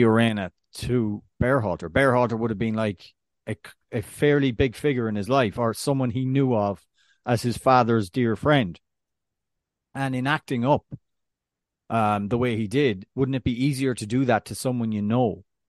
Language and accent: English; Ireland; as an Irishman